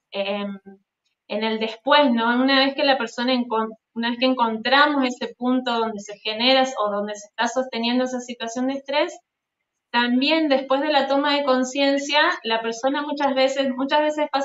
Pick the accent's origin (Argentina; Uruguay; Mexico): Argentina; Avellaneda, Santa Fe; De Santa Fe, de Avellaneda, Santa Fe, bien al norte de, Argentina.